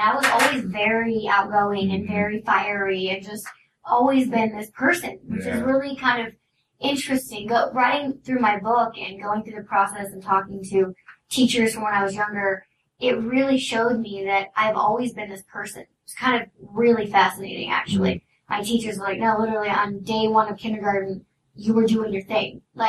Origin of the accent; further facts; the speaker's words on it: Oblong, Illinois, United States; also born or lived in Salem, Illinois; now in Los Angeles, United States; Southern Illinois, small town, middle of nowhere. Where is it? Oblong. You've never heard of it.